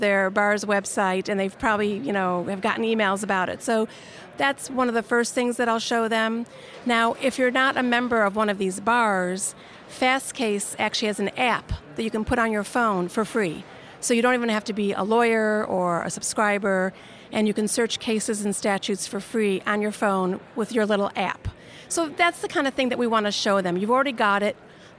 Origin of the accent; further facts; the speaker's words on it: Chicago, Illinois, United States; moved away as an adult; also born or lived in Los Angeles; So I am from Chicago, Illinois, originally. This is my hometown where I'm sitting. And I moved to Los Angeles in 1985.